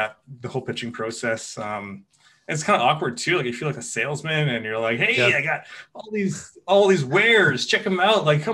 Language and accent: English; Kelowna, British Columbia, Canada; I'm from Kelowna